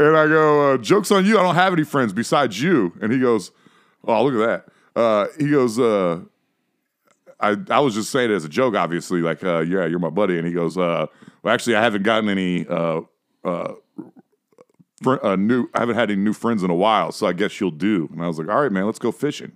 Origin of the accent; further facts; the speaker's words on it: Ohio, United States; I'm from Ohio, so definitely from hillbilly country, but not the South